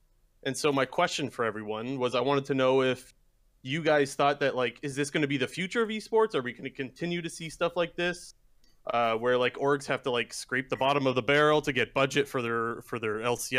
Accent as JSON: {"language": "English", "town": "Toronto", "region": "Ontario", "country": "Canada", "moved": "yes", "lives_now": "Sarnia, Canada", "said": "And I know, like, obviously I'm from Toronto."}